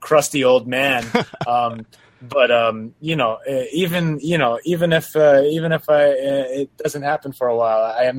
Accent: New York, United States; moved away as an adult; also born or lived in Quezon City, Philippines; now in Los Angeles, United States; I live in LA right now, but I'm originally from New York

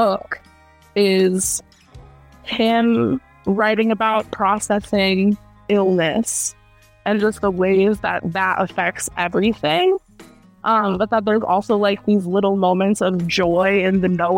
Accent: Hartford, Connecticut, United States; we're both from Hartford, Connecticut

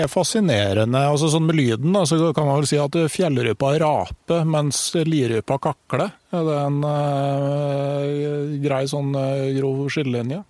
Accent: Gausdal, Innlandet, Norway; der jeg kommer fra, i Gausdal

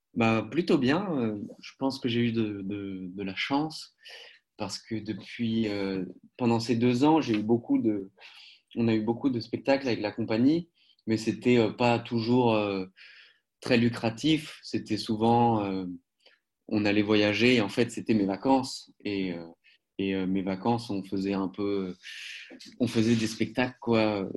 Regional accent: Paris, Île-de-France, France; moved away as an adult; also born or lived in Poitiers; now in Germany; j'ai grandi euh, à Paris jusqu'à mes 20 ans

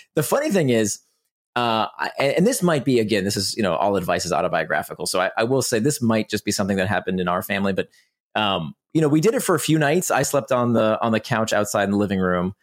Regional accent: Orlando, Florida, United States; also born or lived in Israel; I grew up in Orlando, Florida

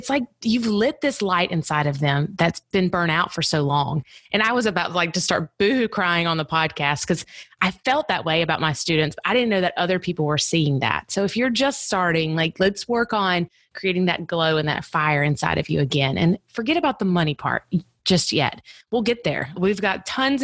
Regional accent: the South, United States; I'm from the South

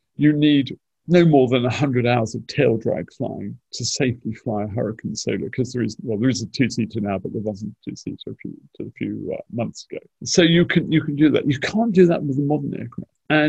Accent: St Austell, South West England, United Kingdom; I come from St. Austell, so I'd like the St. Austell and District Spitfire marking scheme

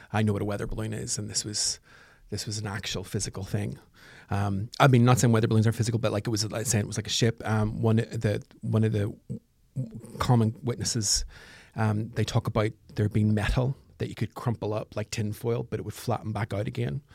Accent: Northern Ireland, United Kingdom; I'm from Northern Ireland.

